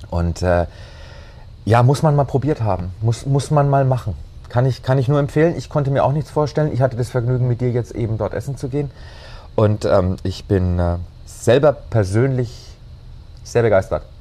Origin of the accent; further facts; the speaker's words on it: Bavaria, Germany; Bei uns in Bayern ist schon schön